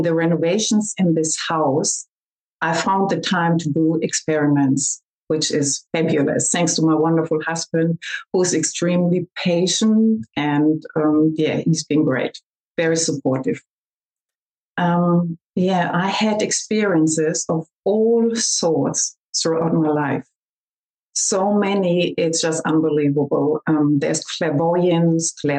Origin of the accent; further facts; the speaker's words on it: Germany; accent: German; also born or lived in Australia; I'm talking to you from Germany, and I hope you can understand my German accent